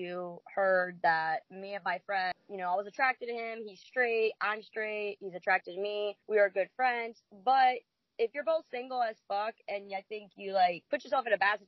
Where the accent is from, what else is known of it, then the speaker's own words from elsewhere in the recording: New Jersey, United States; now in Jacksonville, United States; I'm from Jersey